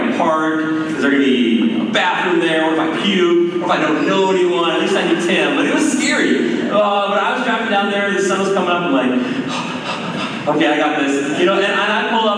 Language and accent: English; Maple Grove, Minnesota, United States; moved away as an adult; also born or lived in Colorado / Wisconsin; I grew up here in Maple Grove